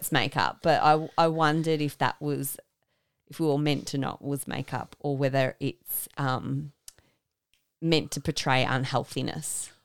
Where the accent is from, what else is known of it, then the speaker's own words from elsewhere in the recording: Australia; as an Australian